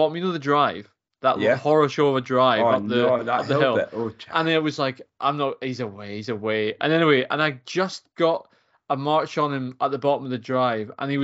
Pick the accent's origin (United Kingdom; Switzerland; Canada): United Kingdom; Fife, Scotland; I live in Fife. I grew up in Fife, but I didn't get into athletics till I was at uni.